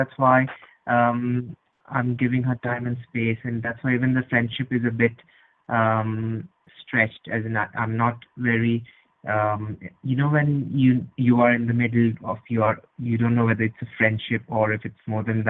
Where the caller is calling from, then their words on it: Edinburgh, Scotland, United Kingdom; I'm calling from Scotland, from Edinburgh.